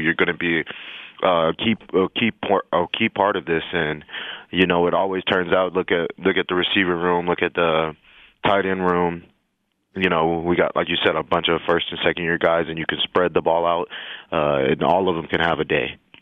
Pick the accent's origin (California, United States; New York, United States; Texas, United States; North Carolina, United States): Texas, United States; El Paso; moved away; I'm from El Paso, Texas.